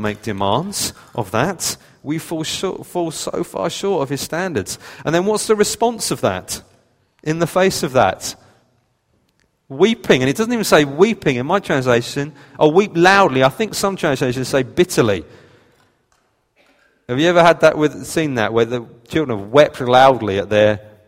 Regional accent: United Kingdom; we're British

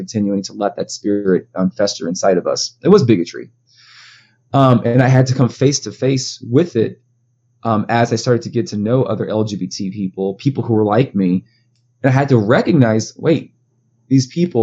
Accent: United States; growing up in the Black community in the States

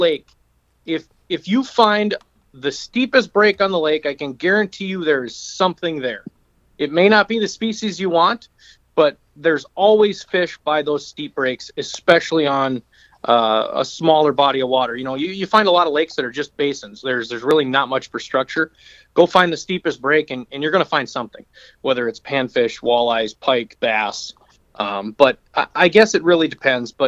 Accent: St. Joseph, Minnesota, United States; also born or lived in Sauk Rapids, Minnesota / St. Cloud, Minnesota; I grew up in St. Joe

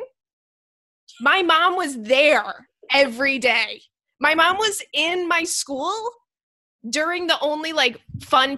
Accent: Long Island, New York, United States; I'm from Long Island, every like kid in middle school, high school would go hang out

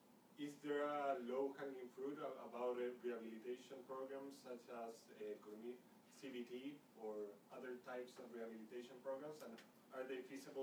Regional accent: Chile; moved away; I'm from Chile. I'm a student here.

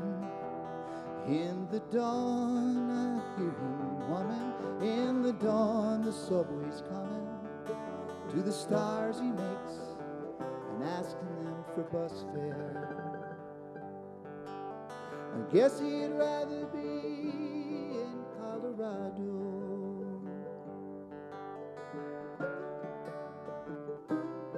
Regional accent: Illinois, United States; We are these guys from Illinois

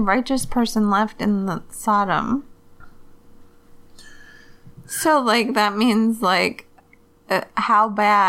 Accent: Michigan, United States; I'm from Michigan

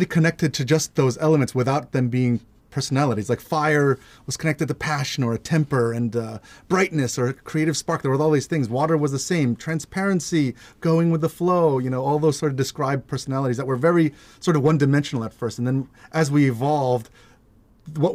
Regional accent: New York, United States; Growing up in New York

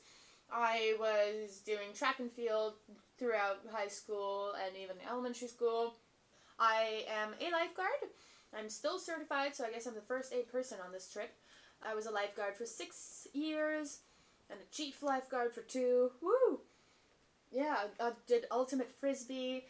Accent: Quebec, Canada; moved away as an adult; now in Victoria, Canada; I am from Quebec. And so I've been living in Victoria for 3 years

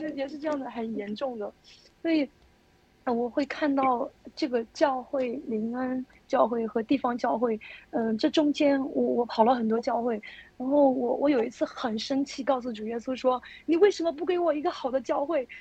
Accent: Xinjiang, China; moved away; also born or lived in Henan; 我是在新疆长大的。我在新疆长大的

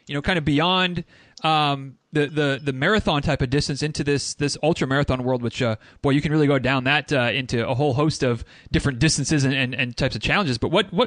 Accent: Michigan, United States; I'm from Michigan, but I'm kind of from like 5.5-6 hours away from Detroit.

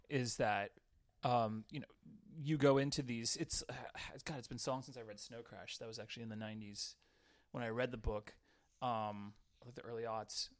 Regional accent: Southern California, United States; I grew up in Southern California, um, like in in a small town, it's about 30, 30 miles east of San Diego.

